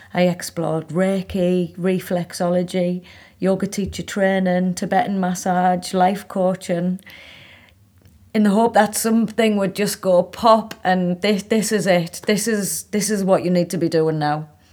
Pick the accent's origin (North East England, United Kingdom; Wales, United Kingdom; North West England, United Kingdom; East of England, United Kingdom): North East England, United Kingdom; Hartlepool; moved away as an adult; also born or lived in Manchester / India; I was living in my hometown in Hartlepool